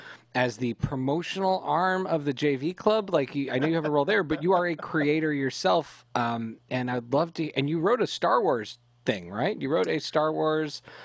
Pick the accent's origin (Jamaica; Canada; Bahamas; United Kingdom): Canada; Lily, Becky, and I were raised in Canada